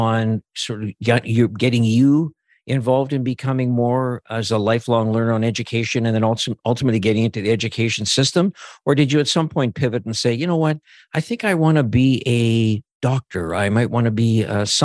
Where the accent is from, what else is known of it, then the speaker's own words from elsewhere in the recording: Saskatchewan, Canada; I'm a rural guy from Saskatchewan.